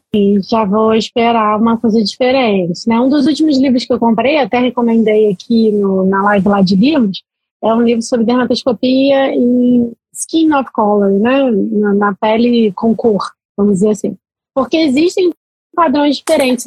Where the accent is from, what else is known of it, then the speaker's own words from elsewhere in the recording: Salvador, Bahia, Brazil; moved away; eu sou baiana, né? Sou de Salvador